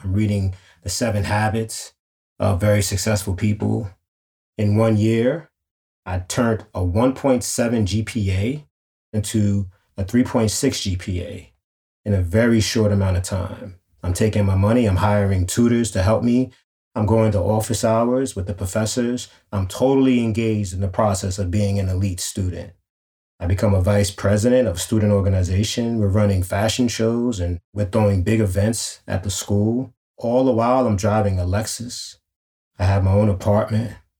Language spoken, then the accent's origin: English; New York City, New York, United States; growing up in Harlem